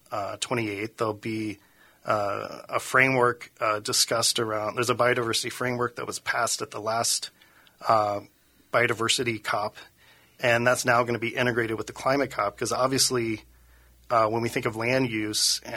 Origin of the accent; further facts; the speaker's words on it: Cincinnati, Ohio, United States; moved away as an adult; now in Minnesota, United States; I started out in Ohio. I'm from Cincinnati, Ohio